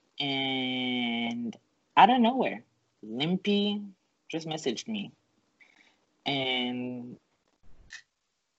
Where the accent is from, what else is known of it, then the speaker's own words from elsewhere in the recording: Canada; I'm Canadian